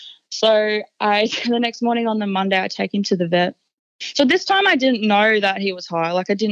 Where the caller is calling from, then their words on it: Brisbane, Queensland, Australia; I'm calling from Brisbane.